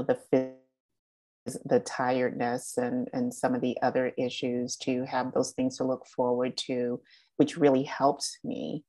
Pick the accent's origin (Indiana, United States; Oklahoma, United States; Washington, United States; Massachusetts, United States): Massachusetts, United States; Boston; I was born and raised in Boston